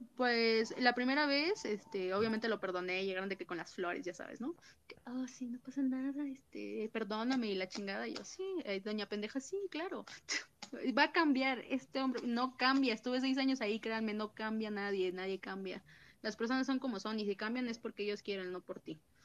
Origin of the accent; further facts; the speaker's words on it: Mexico City, Mexico; yo soy de CDMX